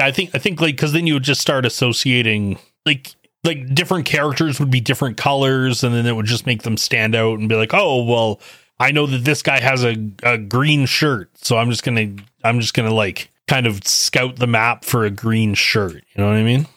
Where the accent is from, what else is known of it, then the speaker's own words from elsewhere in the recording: Canada; myself being Canadian